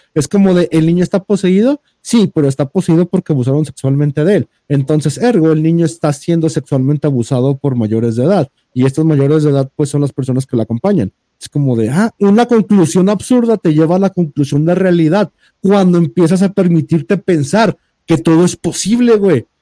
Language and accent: Spanish; Jalisco, Mexico; soy de Jalisco